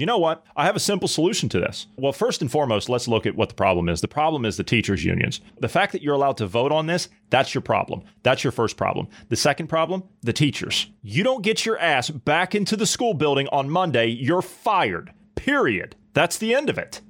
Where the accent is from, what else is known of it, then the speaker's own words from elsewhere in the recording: Ohio, United States; I grew up in Ohio